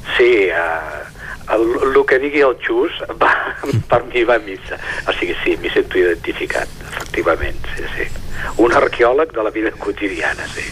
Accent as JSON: {"language": "Catalan", "town": "Sant Feliu de Codines", "region": "Catalonia", "country": "Spain", "tie": "born or raised there", "said": "és el que jo conec, és, des d'on sóc fill"}